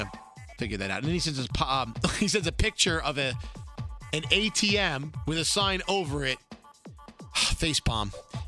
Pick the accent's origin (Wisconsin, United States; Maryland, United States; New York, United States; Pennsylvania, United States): New York, United States; Brooklyn; now in San Francisco, United States; I'm a Brooklyn native living in San Francisco, born and raised in Coney Island in the 80s and 90s, but I'm here in San Francisco Bay Area